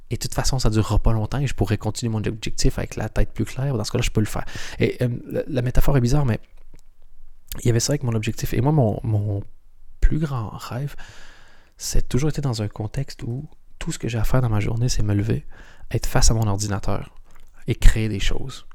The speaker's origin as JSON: {"language": "French", "country": "Canada", "also_born_or_lived": "Europe", "moved": "as an adult", "said": "Je suis canadien"}